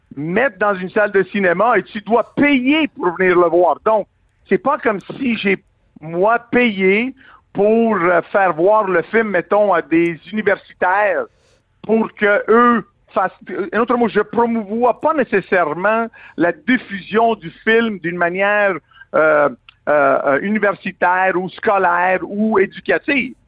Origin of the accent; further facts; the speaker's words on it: Quebec, Canada; en tant que Québécois